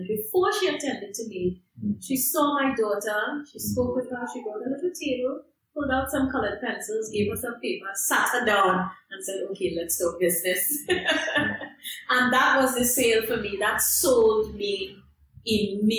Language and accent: English; Trinidad & Tobago; moved away as an adult; now in London, United Kingdom; I am from Trinidad and Tobago, but I live in London, UK.